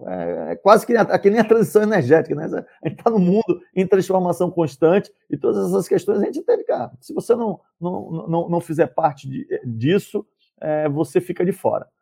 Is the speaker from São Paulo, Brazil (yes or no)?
no; Salvador, Bahia, Brazil; moved away; nasci e fui criado em Salvador